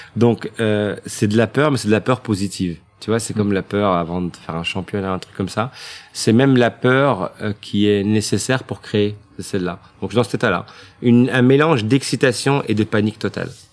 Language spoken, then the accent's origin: French; Brussels, Brussels-Capital Region, Belgium; je suis né à Bruxelles, euh, j'ai vécu toute ma vie à Scarbeck